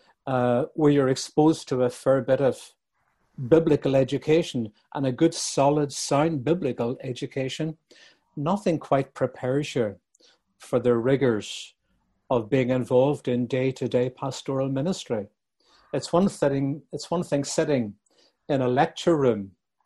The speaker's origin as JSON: {"language": "English", "town": "Bangor", "region": "Northern Ireland", "country": "United Kingdom", "tie": "born or raised there", "said": "my hometown of Bangor, County Down"}